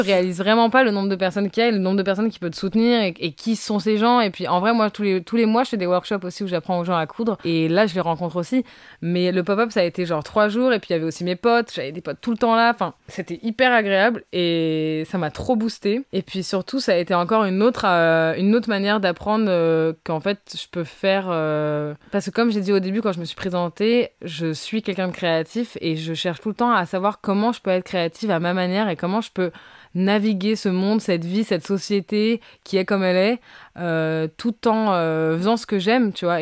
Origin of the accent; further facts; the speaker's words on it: Brazil; moved away; je reviens du Brésil et je suis brésilienne pourtant